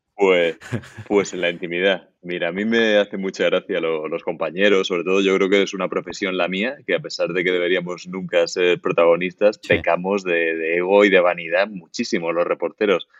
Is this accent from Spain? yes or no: yes; Murcia, Region of Murcia, Spain; soy murciano del barrio del Carmen de Murcia